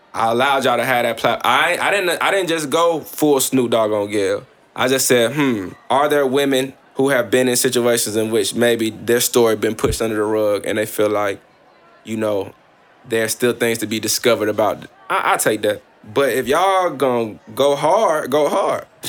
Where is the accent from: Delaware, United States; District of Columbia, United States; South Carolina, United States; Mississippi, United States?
Mississippi, United States; Columbus; I'm from Northside Columbus, Mississippi